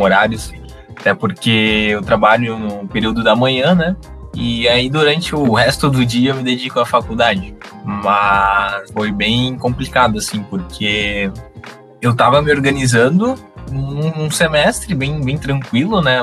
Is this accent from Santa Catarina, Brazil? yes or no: yes; Joinville, Santa Catarina, Brazil; sou aqui de Joinville mesmo